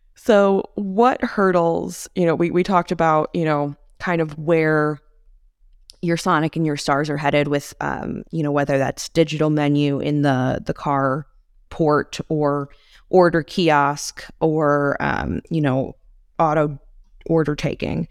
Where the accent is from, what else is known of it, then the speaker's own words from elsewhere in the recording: McHenry County, Illinois, United States; I come from McHenry County, Illinois, which is very rural, or relatively rural